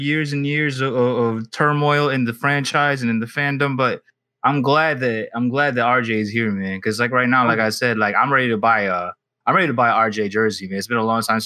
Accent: New York City, New York, United States; now in Los Angeles, United States; Calling in from LA, man. I'm from Brooklyn

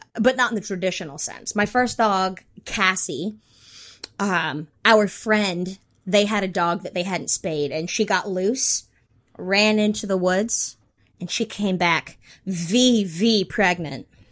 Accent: North Carolina, United States; I grew up in North Carolina

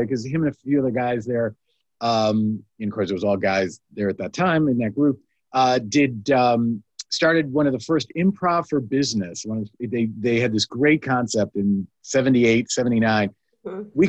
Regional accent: Chicago, Illinois, United States; I grew up in Chicago.

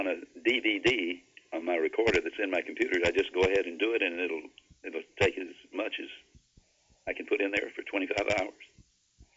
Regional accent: Dalton, United States; in my hometown there in Dalton

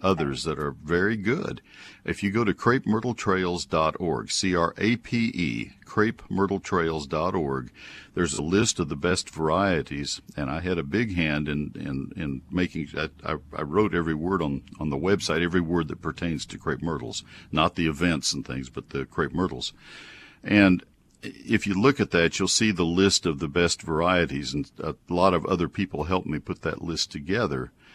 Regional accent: Texas, United States; also born or lived in Ohio; I grew up in Texas

